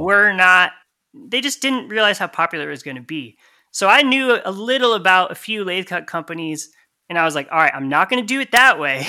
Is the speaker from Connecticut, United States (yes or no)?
yes; Connecticut, United States; moved away as an adult; also born or lived in Massachusetts; now in Tallahassee, United States; I actually grew up in the center of Connecticut